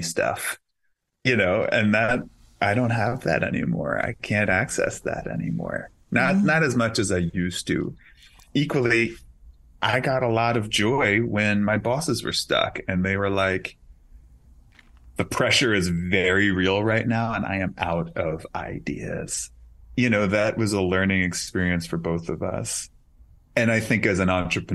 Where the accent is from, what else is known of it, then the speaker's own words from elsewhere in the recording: New York City, New York, United States; I grew up in Queens